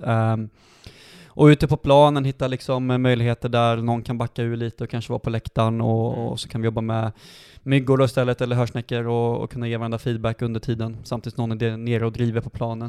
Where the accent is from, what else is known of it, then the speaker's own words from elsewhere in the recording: Dalsland, Västra Götaland, Sweden; now in Sandviken, Sweden; sen så började jag gå tränarutbildningar hemma i Dalsland när jag var 15-16 år